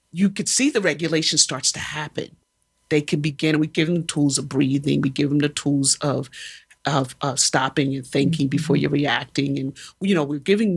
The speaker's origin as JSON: {"language": "English", "country": "United States", "said": "we as Americans"}